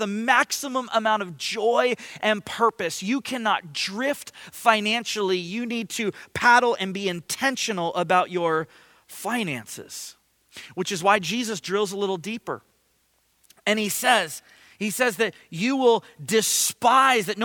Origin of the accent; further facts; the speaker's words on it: Ventura, California, United States; moved away; I grew up surfing. I grew up in Ventura